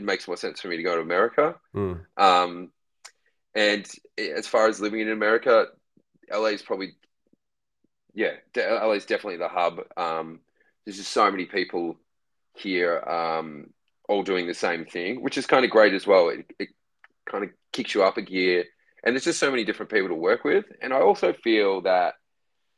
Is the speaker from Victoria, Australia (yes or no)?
no; Newcastle, New South Wales, Australia; I was actually born in Newcastle